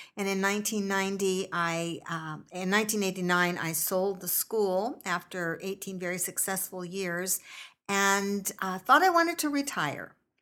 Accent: Stockton, California, United States; I grew up here in Stockton, uh, going to local schools

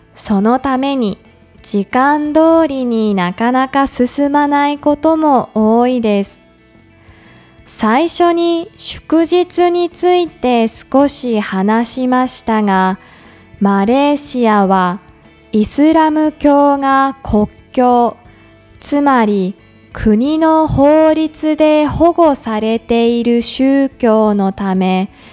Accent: Yamagata, Japan; also born or lived in Tokyo; now in Kuala Lumpur, Malaysia; ふるさとの山形

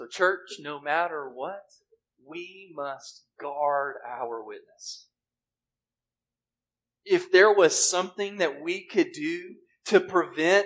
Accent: Mississippi, United States; moved away; I grew up in Mississippi. We didn't have much of a winter

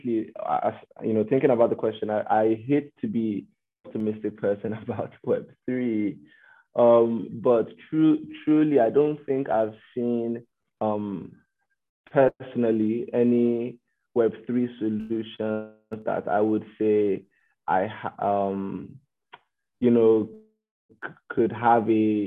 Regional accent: Nigeria; moved away as an adult; now in Canada; Aino and I are both Nigerians, born and raised.

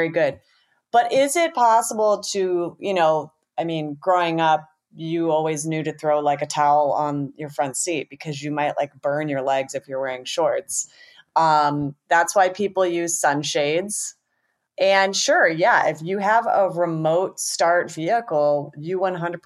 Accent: Tucson, Arizona, United States; I'm from Tucson

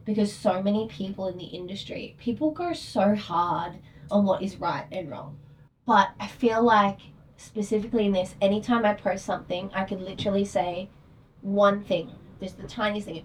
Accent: Australia; Me being Australian

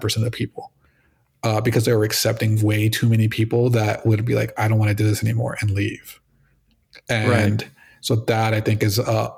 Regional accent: Palm Beach, Florida, United States; also born or lived in Colombia; I've lived in Florida my whole life. And Kaiser opened up actually in my hometown of Palm Beach

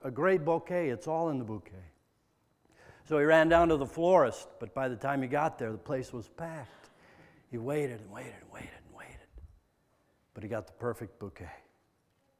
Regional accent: Midwest, United States; I'm from the Midwest

